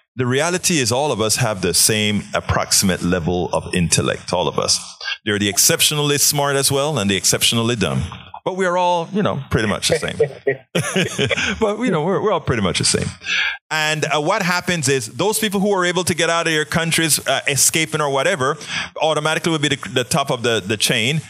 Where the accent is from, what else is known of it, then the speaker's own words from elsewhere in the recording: Panama; moved away; growing up in Panama